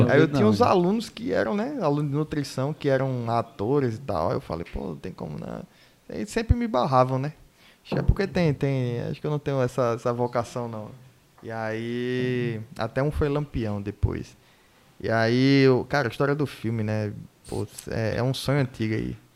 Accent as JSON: {"language": "Portuguese", "town": "Recife", "region": "Pernambuco", "country": "Brazil", "tie": "born there", "said": "nasci em Recife, mas pô, eu sou..."}